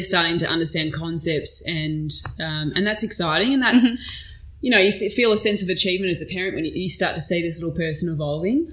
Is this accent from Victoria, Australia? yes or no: yes; Melbourne, Victoria, Australia; also born or lived in Yarra Valley; I grew up in Bayside in Melbourne. Mm-hmm. So um, we moved around quite a bit growing up. So we'd either be Brighton or Hampton or Beaumaris.